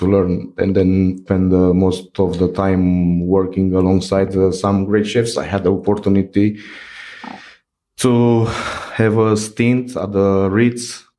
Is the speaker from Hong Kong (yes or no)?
no; Bucharest, Romania; English is a second language; moved away as an adult; also born or lived in Italy / France / United Kingdom; now in West Cork, Ireland; I've been born and raised in Romania, in Bucharest, by my mom has Hungarian origins.